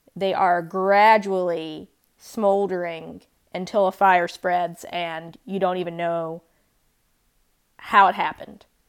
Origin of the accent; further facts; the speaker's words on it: Mississippi, United States; as a black girl growing up in Mississippi in the nineties and early two thousands